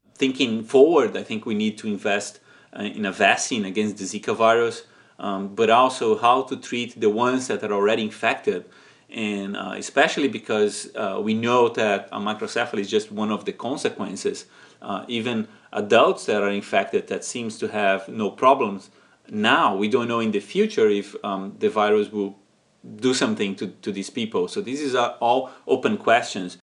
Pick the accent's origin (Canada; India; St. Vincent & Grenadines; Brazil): Brazil; moved away as an adult; now in San Diego, United States; it's my, uh, my home country